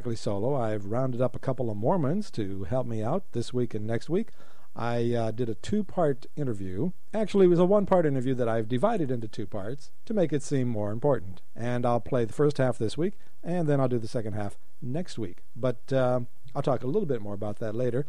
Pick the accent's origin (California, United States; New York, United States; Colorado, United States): Colorado, United States; now in Japan; I grew up in Colorado